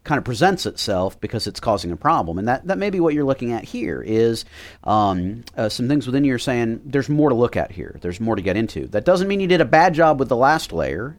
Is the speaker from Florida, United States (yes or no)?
yes; Miami, Florida, United States; I grew up in Miami